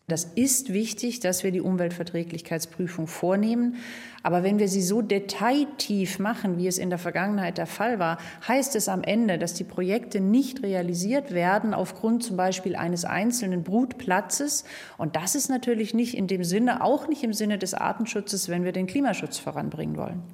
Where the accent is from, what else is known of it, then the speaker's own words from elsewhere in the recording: Bavaria, Germany; bei uns in Bayern